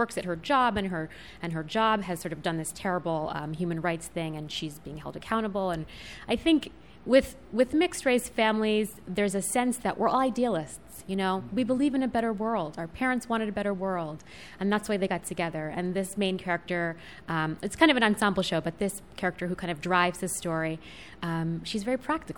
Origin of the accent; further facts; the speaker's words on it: central Pennsylvania, United States; I grew up in central Pennsylvania